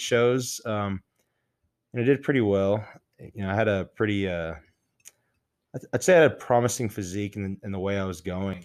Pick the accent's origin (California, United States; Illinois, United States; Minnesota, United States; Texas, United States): Texas, United States; Midland; moved away as an adult; now in Lubbock, United States; I grew up in Midland, Texas, you know, and came down to Lubbock